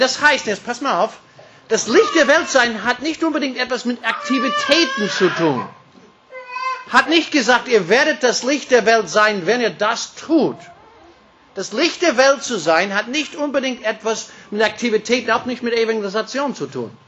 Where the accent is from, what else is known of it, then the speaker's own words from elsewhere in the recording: United States; German is a second language; now in Austria; Das ist etwas leichter für mich als Amerikaner.